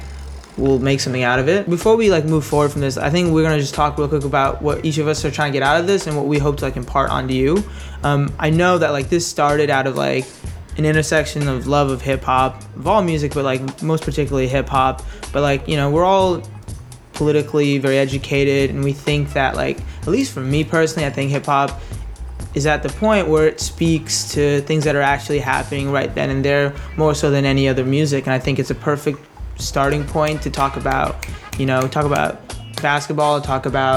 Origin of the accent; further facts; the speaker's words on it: Connecticut, United States; we're from Connecticut